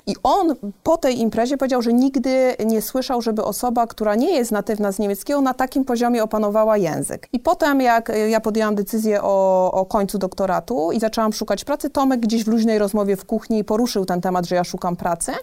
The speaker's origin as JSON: {"language": "Polish", "region": "southern Poland", "country": "Poland", "tie": "born or raised there", "also_born_or_lived": "Warsaw / Switzerland", "moved": "as an adult", "lives_now": "Gdańsk, Poland", "said": "Ja pochodzę z małej miejscowości, właśnie w bloku, w którym przeżyłam 19 e, lat mojego życia pierwszych"}